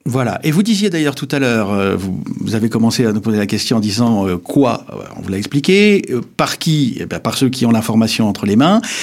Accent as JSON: {"language": "French", "town": "Épinal", "region": "Grand Est", "country": "France", "tie": "born or raised there", "said": "je suis vosgien parce que je suis né à Épinal"}